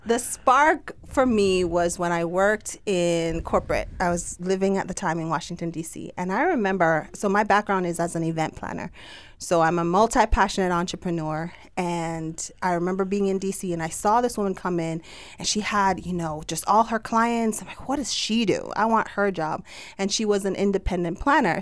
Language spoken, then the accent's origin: English; Jamaica; accent: Jamaican; my Jamaican accent.